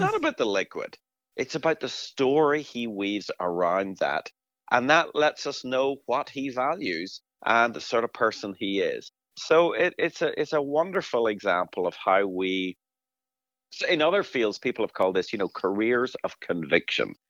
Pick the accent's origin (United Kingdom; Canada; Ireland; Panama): Ireland; moved away as an adult; now in Twin Cities, United States; as a recent immigrant to the Twin Cities, I was one of the frustrated Irish people